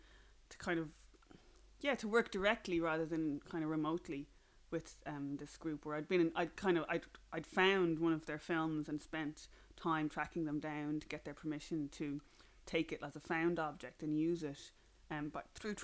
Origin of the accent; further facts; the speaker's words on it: Ireland; accent: flat Irish; my accent is very kind of flat and Irish